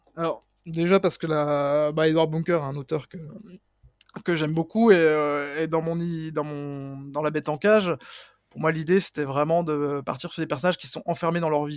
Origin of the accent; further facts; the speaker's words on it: Mouthe, Bourgogne-Franche-Comté, France; also born or lived in Pontarlier; je suis né à Pontarlier mais j'ai grandi à Mout, donc il y a vraiment un petit village qui a à peine 1000 habitants qui est vraiment dans la dans la montagne et qui est voilà réputé pour être le, village le plus froid de France